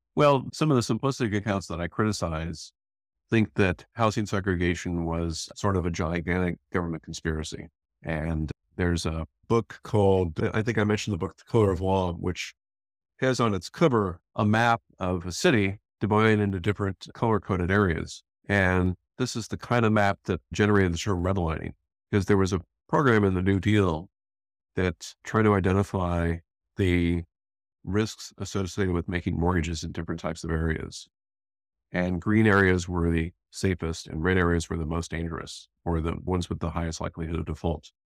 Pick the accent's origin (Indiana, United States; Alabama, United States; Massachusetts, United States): Indiana, United States; Northwest; moved away; I grew up in Northwest Indiana in pretty small towns